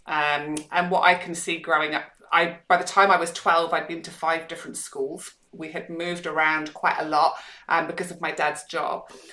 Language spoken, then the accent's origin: English; Scotland, United Kingdom; also born or lived in Manchester, England; now in Perth, Australia; I grew up in Scotland